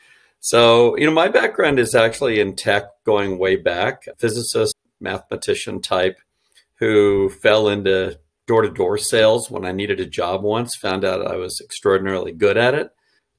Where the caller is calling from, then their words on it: Seattle, Washington, United States; I'm actually joining you from the shores of Puget Sound in West Seattle.